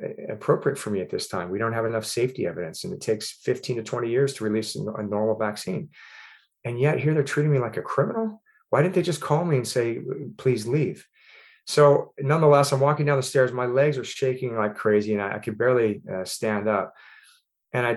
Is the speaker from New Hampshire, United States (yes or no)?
no; Ventura County, California, United States; also born or lived in San Diego, California / Boston, Massachusetts; I grew up, born and raised in Ventura County, California